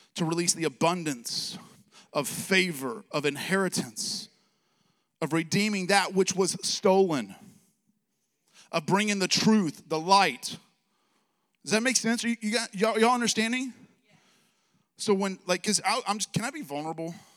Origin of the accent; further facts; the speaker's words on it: Alabama, United States; I'm from Alabama